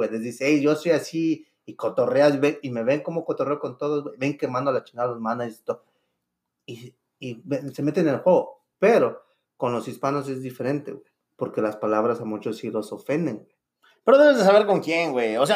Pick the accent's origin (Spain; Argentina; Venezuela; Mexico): Mexico; Yo les digo, mira, si soy mexicano, güey. Y allá no distinguimos el puto color